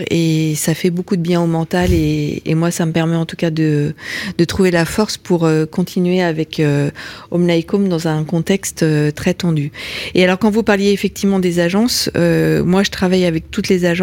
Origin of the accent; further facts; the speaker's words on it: Lyon, Auvergne-Rhône-Alpes, France; je suis je suis lyonnaise d'origine